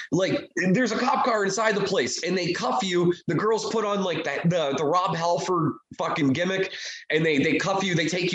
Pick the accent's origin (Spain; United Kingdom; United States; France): United States; Erie, Pennsylvania; moved away; also born or lived in Buffalo; I drove to my hometown of Erie, Pennsylvania